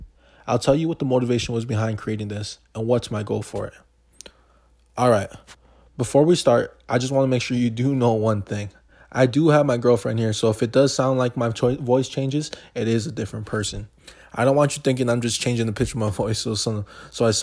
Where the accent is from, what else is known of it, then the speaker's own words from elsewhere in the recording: Hawaii, United States; moved away as an adult; also born or lived in Crookston, Minnesota; I was born and raised in Hawaii